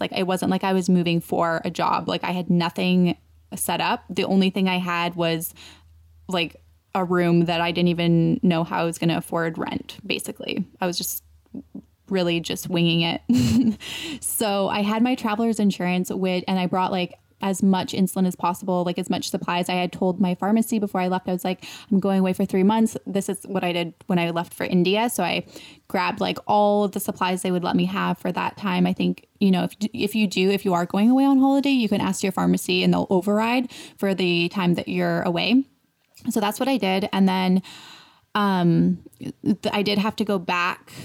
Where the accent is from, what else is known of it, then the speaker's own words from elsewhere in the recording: Canada; moved away as an adult; now in United States; I'm like from Canada, but I have dual citizen